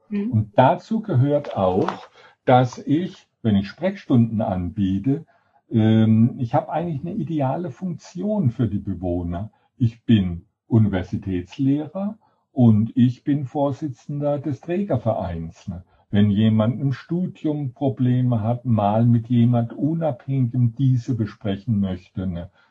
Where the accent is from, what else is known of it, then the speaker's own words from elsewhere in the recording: Sinsheim, Baden-Württemberg, Germany; moved away; also born or lived in Heidelberg; Ich bin in Heidelberg geboren und bin dann in Sinsheim